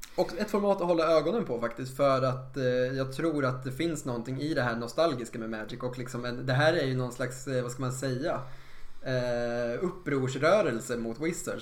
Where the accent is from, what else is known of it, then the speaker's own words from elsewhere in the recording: Eskilstuna, Södermanland, Sweden; som butiken hette hemma i Eskilstuna på den tiden